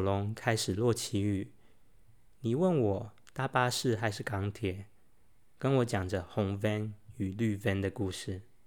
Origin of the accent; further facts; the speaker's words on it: Taiwan; 身为台湾人